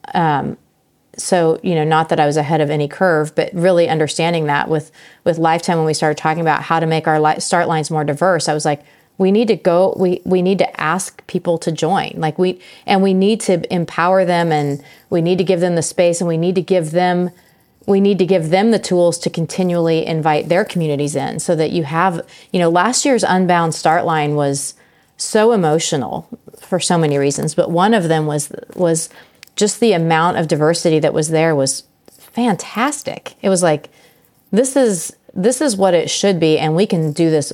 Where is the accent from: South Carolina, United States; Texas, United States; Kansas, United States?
Kansas, United States; Emporia; my hometown